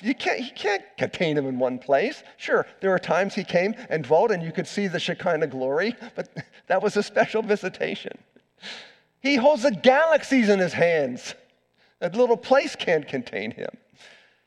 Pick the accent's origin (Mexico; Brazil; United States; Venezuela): United States; McLean, Virginia; I grew up around the Beltway in McLean, Virginia